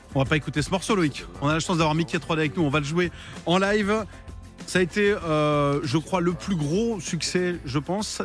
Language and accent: French; Vendée, Pays de la Loire, France; je viens de Vendée